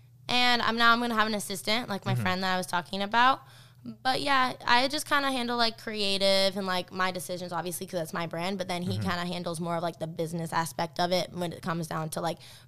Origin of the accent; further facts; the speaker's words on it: Rexburg, Idaho, United States; I actually have, my old house I grew up in Rexburg, and it was built on a Indian burial ground.